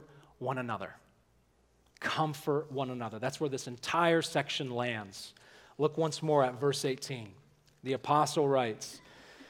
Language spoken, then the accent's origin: English; Alabama, United States; where I grew up in Alabama